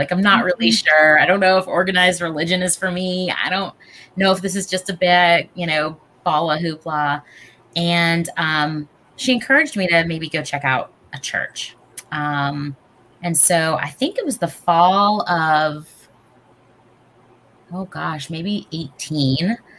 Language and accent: English; Southern US, United States; I was raised obviously here in the South, and I was raised Jewish and, very, very small community, especially in the South growing up.